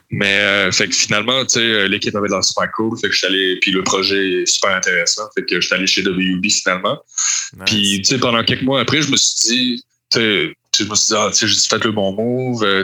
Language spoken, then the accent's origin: French; Montreal, Quebec, Canada; Oui, oui, je viens de Montréal. J'ai pas mal toujours habité à Montréal.